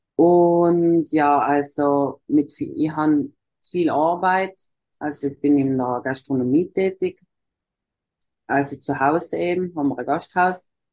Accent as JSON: {"language": "German", "area": "South Tyrol", "region": "Trentino-Alto Adige", "country": "Italy", "first_language": "German", "said": "ich komme aus Südtirol, das ist im Norden von Italien"}